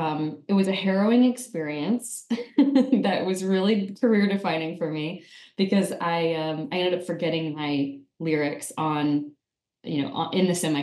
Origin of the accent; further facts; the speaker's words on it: Wichita, Kansas, United States; I did not grow up in Alaska, but I grew up in the second most remote place in the United States, Wichita, Kansas.